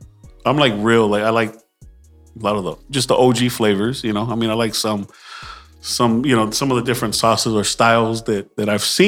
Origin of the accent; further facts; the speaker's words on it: Los Angeles, California, United States; I'm from LA.